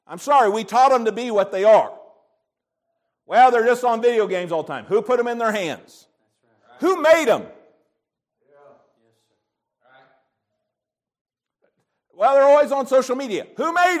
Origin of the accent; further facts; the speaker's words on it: United States; I'm thankful to be an American.